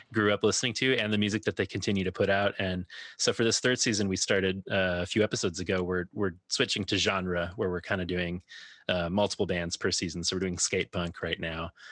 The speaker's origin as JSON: {"language": "English", "town": "Minneapolis", "region": "Minnesota", "country": "United States", "tie": "born or raised there", "moved": "yes", "lives_now": "Chicago, United States", "said": "I grew up in the Twin Cities and now live in Chicago"}